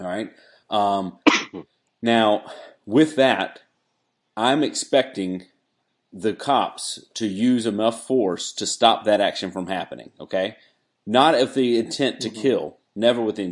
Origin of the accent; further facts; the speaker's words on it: Wilmington, United States; now in South Carolina, United States; we grew up in Wilmington